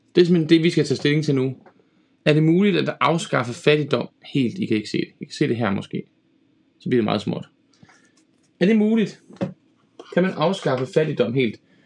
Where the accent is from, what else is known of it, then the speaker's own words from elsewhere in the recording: Denmark; som dansker